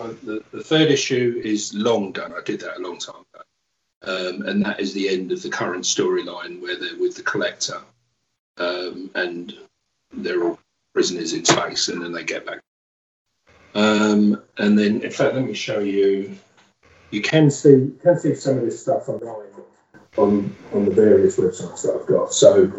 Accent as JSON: {"language": "English", "region": "England", "country": "United Kingdom", "tie": "born or raised there", "said": "Almost to the point where, especially because I grew up in England, those people, Stan, Jack, Bernie, Barry Smith, Jeff Jones, it's almost like they weren't people, they were gods."}